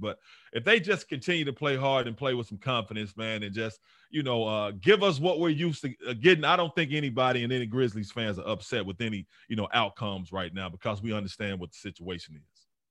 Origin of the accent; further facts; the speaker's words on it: Memphis, Tennessee, United States; my hometown NBA team